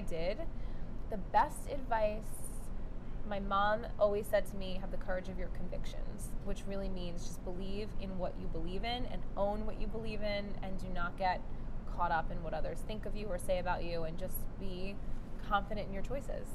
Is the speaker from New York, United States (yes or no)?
yes; New York City, New York, United States; moved away; I grew up in Brooklyn